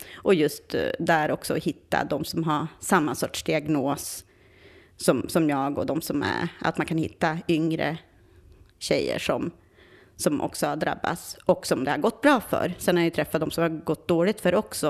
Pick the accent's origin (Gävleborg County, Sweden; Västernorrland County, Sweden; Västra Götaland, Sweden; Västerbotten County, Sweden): Västerbotten County, Sweden; Vindeln; now in Stockholm, Sweden; jag är från Vindeln.